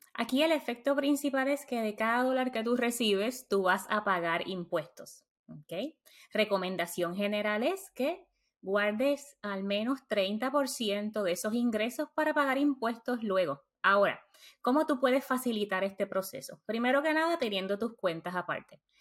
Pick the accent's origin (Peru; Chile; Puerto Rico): Puerto Rico; moved away as an adult; now in United States; Nací y crecí en Puerto Rico